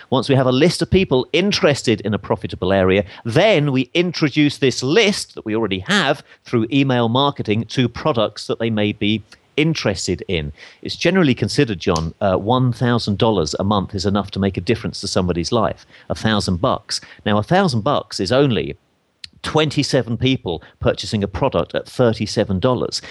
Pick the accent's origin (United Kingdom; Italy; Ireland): United Kingdom; England; accent: English; my English accent